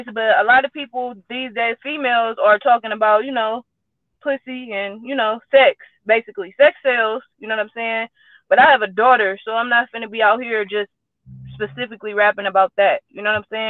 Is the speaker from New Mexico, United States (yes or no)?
no; San Francisco, California, United States; I'm from the Bay, Frisco, Hunters Point, California.